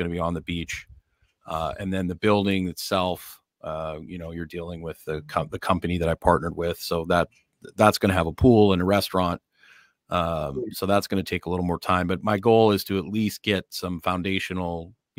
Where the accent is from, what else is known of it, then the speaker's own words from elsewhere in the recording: Scotland, United Kingdom; I'm Scottish.